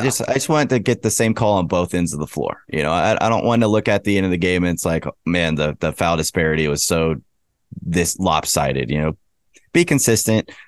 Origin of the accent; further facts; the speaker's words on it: Lubbock, Texas, United States; I'm from Lubbock. I've been going to games my whole life